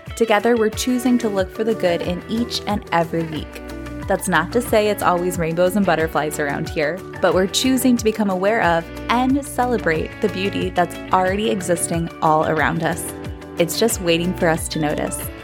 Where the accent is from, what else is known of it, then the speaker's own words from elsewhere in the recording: Bucks County, Pennsylvania, United States; I grew up in Bucks County, Pennsylvania